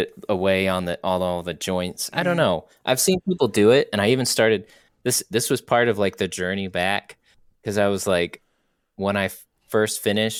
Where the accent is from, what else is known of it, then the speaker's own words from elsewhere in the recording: United Kingdom; I'm from Europe.